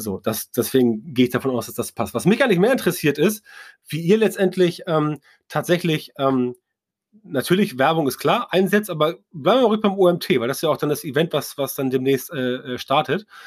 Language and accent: German; Northern Germany, Germany; als Norddeutscher